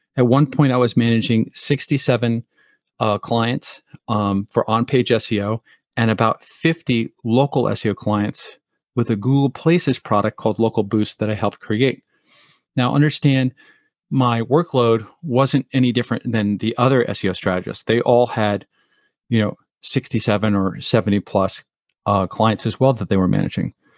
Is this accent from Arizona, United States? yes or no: no; Montclair, New Jersey, United States; moved away as an adult; also born or lived in Colorado; Northern New Jersey where I grew up in Montclair